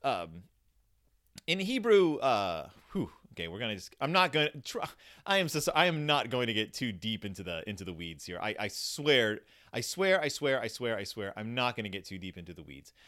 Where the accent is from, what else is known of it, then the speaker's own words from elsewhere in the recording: Houston, Texas, United States; I grew up in Houston, Texas, right outside of Houston, Texas